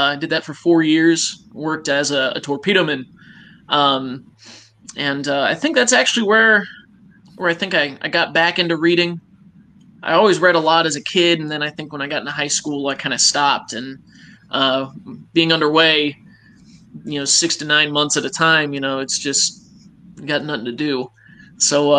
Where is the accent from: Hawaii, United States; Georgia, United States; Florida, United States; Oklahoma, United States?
Florida, United States; also born or lived in upstate New York; I was born in upstate New York. I never lived there. My parents moved down to Florida with me when I was, you know, a year old. So I was raised here in Florida